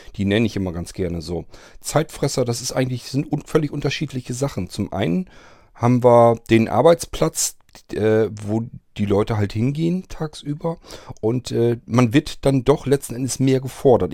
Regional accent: Germany; Ich bin nicht in der DDR groß geworden

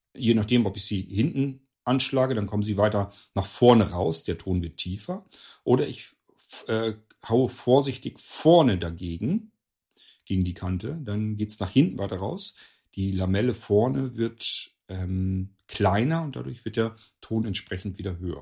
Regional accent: Northern Germany, Germany; hier in Deutschland, bei uns in Norddeutschland, also hier in meinem Nachbarort

